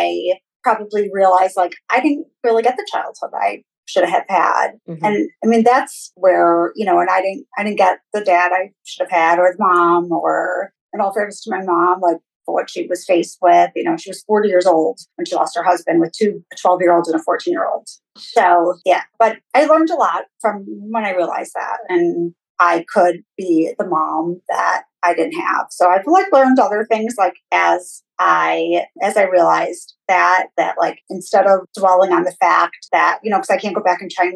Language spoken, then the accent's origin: English; Midwest, United States; I grew up in the Midwest.